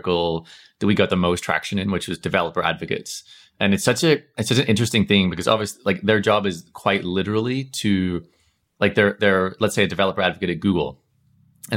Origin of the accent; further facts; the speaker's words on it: Northern Ireland, United Kingdom; accent: Northern Irish; my Northern Irish accent